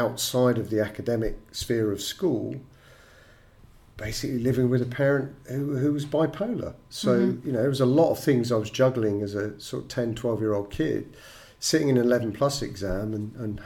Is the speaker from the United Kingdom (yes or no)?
yes; England, United Kingdom; growing up in the United Kingdom and going to school in England